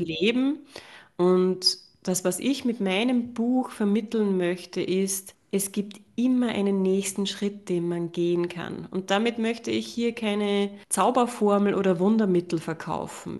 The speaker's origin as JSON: {"language": "German", "region": "Upper Austria", "country": "Austria", "said": "ich habe ja lange Jahre eine Praxis gehabt in mhm. Oberösterreich, wo ich herkomme"}